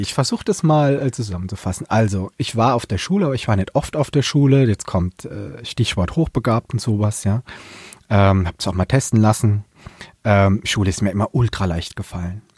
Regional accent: Palatinate, Germany; accent: Pfälzisch; now in Mannheim, Germany; ich könnte auch einen ganzen Tag Pfälzig reden

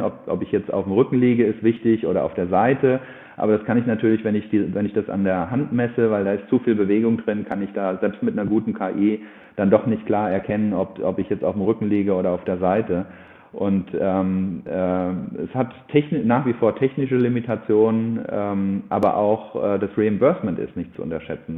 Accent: Germany; bei uns in Deutschland

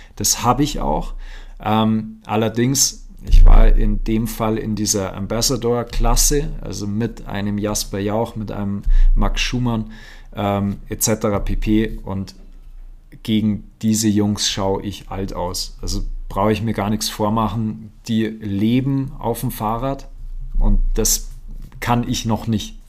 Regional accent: Aschau im Chiemgau, Bavaria, Germany; bei uns in Aschau am Chiemsee.

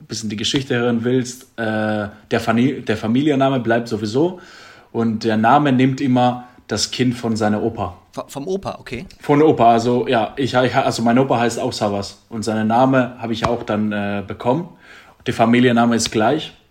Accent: Drama, Central Macedonia, Greece; born or raised there; moved away

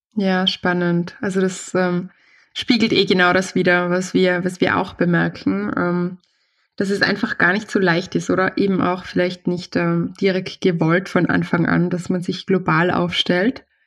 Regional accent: Austria; also born or lived in Vienna; bei uns in Österreich ist es so, es gibt, wir sind ein sehr kleines Land

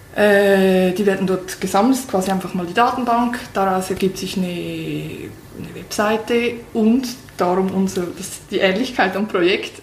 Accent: Switzerland; für uns Schweizer

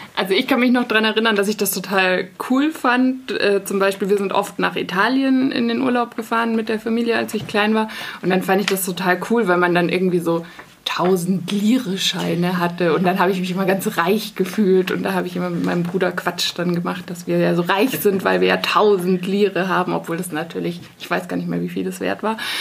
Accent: Munich, Bavaria, Germany; Ich komme aus München und habe in München studiert.

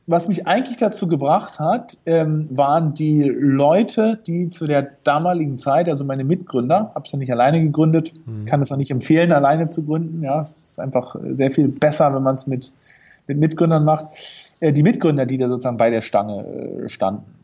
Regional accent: Norderney, Lower Saxony, Germany; also born or lived in Berlin; also ich bin geboren in Berlin und aufgewachsen bin ich auf äh, einer kleinen Nordseeinsel, Norderney, äh, ah. liegt in der Nähe von Holland.

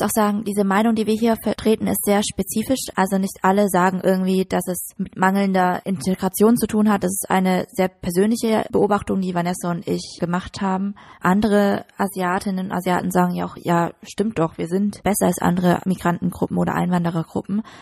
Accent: Germany; wir sind Deutsche, wir sind hier geboren, wir sind hier aufgewachsen, wir sind hier zur Schule gegangen

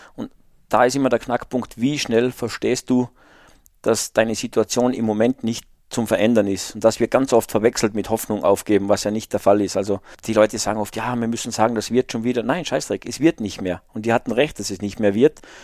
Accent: the mountains of Salzburg, Austria; ich bin halt in den Bergen Salzburgs aufgewachsen

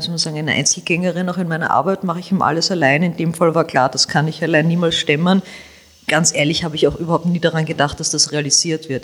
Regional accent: Vienna, Austria; ich bin Wienerin, ich bin in der Josefstadt groß geworden, ich lebe noch immer in der Josefstadt

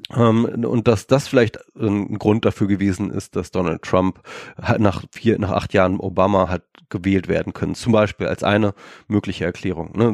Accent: Germany; wir Deutschen

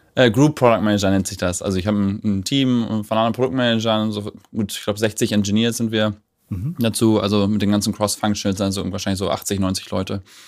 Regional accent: Germany; als Deutscher

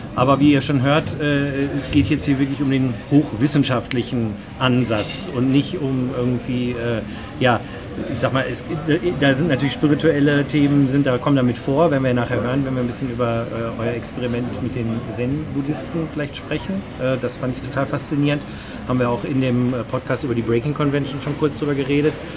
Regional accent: Germany; als Deutscher

